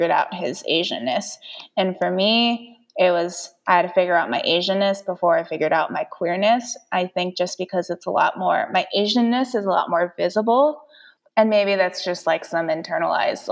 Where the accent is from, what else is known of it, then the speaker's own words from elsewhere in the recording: Saint Paul, Minnesota, United States; also born or lived in Seoul, South Korea; I'm from here, I'm from St. Paul.